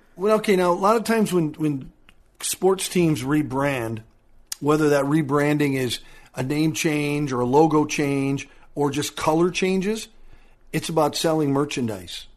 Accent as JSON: {"language": "English", "region": "Minnesota", "country": "United States", "tie": "born or raised there", "said": "growing up in Minnesota"}